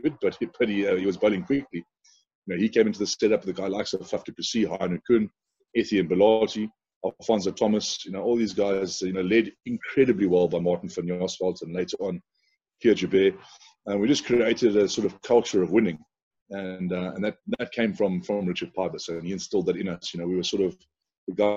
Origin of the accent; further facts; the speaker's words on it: South Africa; moved away as an adult; as a South African guy